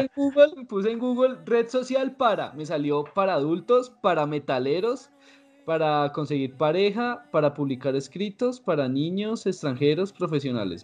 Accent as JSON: {"language": "Spanish", "region": "Bogotá", "country": "Colombia", "tie": "born or raised there", "said": "yo nací en Bogotá, todos mis hermanos, todos nacimos a, aquí"}